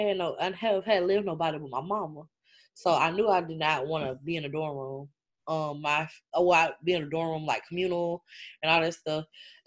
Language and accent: English; small town in Alabama, United States; Where I'm from a small town in Bama, in Alabama, a small town, super small. Like, population is under, like, 5,000. Super small.